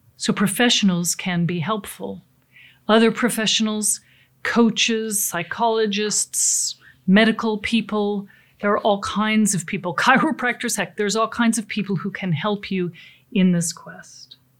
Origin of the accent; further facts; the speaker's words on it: Pacific Northwest, United States; I come from the Pacific Northwest, uh, beautiful lakes, lots of sailing there